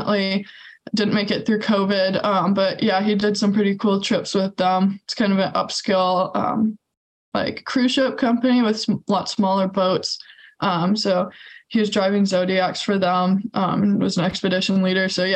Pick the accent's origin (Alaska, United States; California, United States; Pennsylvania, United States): Alaska, United States; growing up in Alaska was definitely super special.